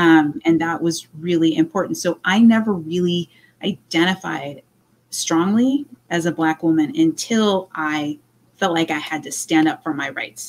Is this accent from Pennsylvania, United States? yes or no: no; Orange County, California, United States; also born or lived in Honolulu, Hawaii; I grew up in Orange County.